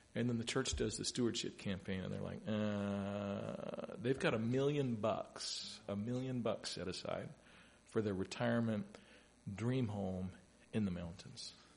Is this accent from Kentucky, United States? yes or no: yes; Louisville, Kentucky, United States; I grew up in Louisville, Kentucky.